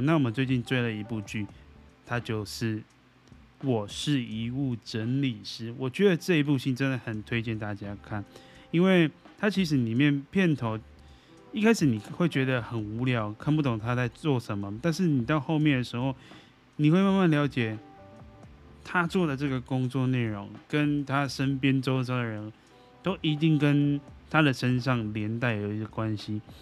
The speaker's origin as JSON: {"language": "Chinese", "country": "Taiwan", "said": "那我们台湾人民就没有救啦。"}